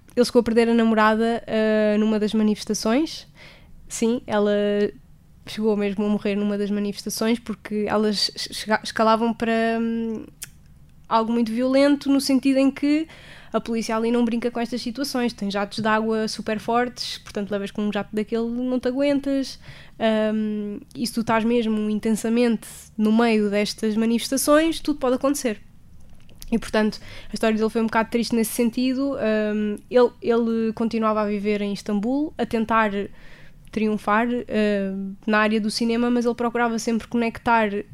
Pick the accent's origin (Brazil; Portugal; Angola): Portugal; sou de Portugal